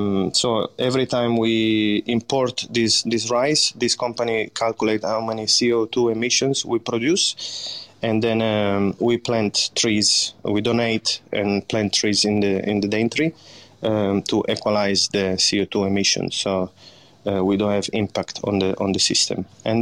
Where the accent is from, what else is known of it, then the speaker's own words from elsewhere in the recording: Crescentino, Piedmont, Italy; English is a second language; My hometown is called Crescentino, and is the biggest city next to it. It would be Turin.